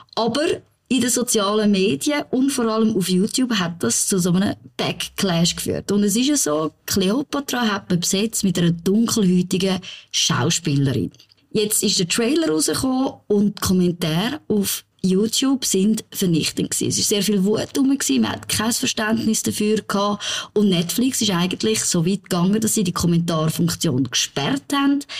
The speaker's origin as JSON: {"language": "German", "region": "Zurich", "country": "Switzerland", "said": "als Zürcherin"}